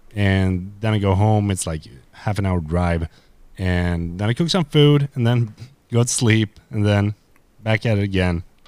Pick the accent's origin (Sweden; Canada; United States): Sweden; I am a dude from Sweden.